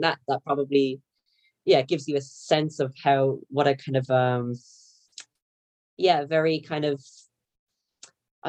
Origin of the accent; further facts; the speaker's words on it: County Wexford, Leinster, Ireland; moved away; I'm from Ireland, from the very southeast corner in County Wexford. So that's where I was born and brought up.